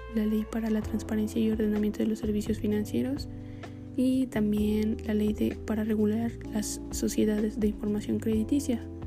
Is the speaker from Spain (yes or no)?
no; Mexico